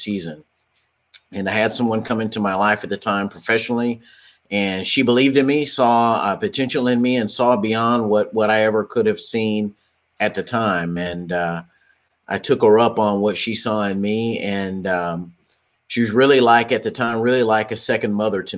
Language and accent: English; Dallas, Texas, United States; I hail from the Dallas-Fort Worth, Texas area